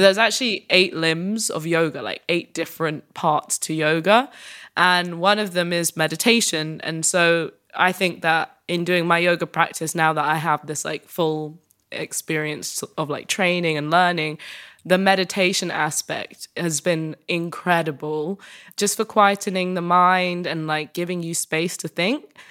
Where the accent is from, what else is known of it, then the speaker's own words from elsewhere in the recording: United Kingdom; as a British woman